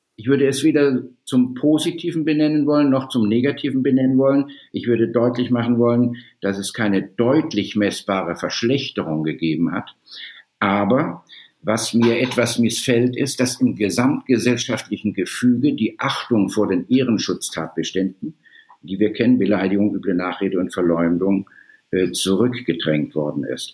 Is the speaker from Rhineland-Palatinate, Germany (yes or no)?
no; Baden-Württemberg, Germany; moved away as an adult; also born or lived in Sydney, Australia; now in Hamburg, Germany; nach Südbaden, wo ich herstamme